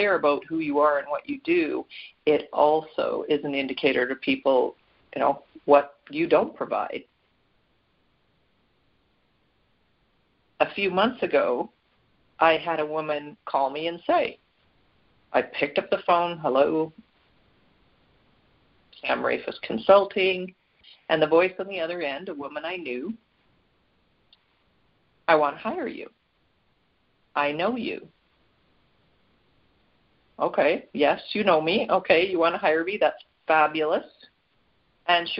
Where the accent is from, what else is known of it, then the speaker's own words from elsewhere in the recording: Canada; Canada, my home country